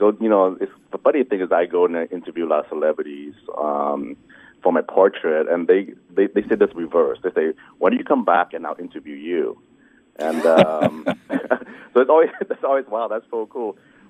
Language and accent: English; Kansas City, Missouri, United States; also born or lived in Vietnam / Hong Kong; I was born in Vietnam in 1973 during the Vietnamese War, and we fled Vietnam by boat in 79 to Hong Kong. We stayed in refugee camps there. And then we were sponsored over by some Catholic charities to the projects of Kansas City, Missouri